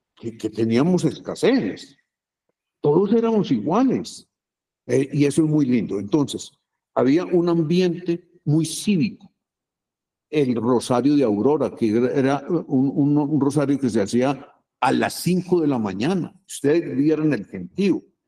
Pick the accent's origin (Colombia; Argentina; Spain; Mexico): Colombia; Medellín, Antioquia; Yo, yo nací en Aranjuez, mi papá era maestro de escuela y era el, director de la escuela en donde yo entré